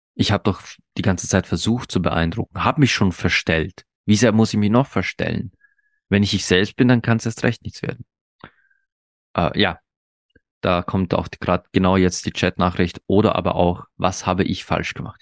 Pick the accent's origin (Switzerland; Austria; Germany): Austria; bei uns in Österreich